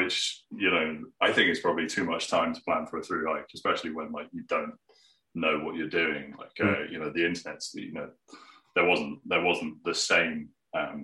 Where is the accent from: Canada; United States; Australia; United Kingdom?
United Kingdom; Plymouth, South West England; I grew up in Plymouth, which is right on the coast